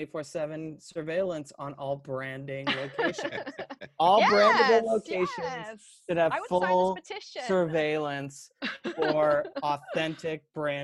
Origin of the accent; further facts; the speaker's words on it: northwestern United States, Pacific Northwest, United States; I am from the northwestern part of the United States.